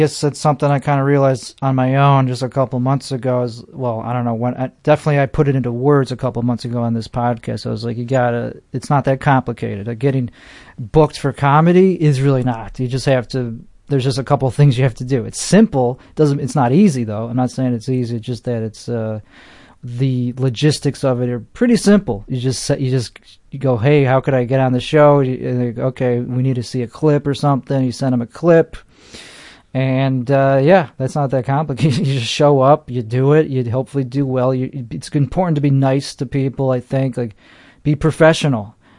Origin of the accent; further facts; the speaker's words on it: Chicago, Illinois, United States; accent: Chicago; like that I shouldn't lean into my accent